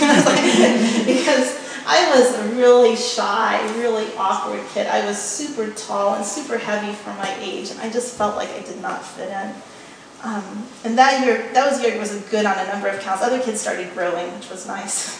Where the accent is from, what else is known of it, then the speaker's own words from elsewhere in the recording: West Texas, United States; when I grew up in West Texas, it was a pretty egalitarian working class place. In my hometown, nobody had gone to college.